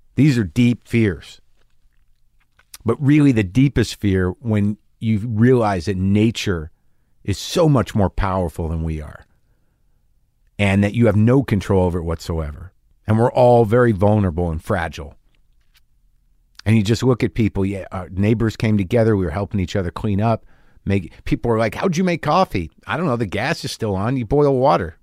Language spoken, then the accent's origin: English; New Jersey, United States; I'm from New Jersey.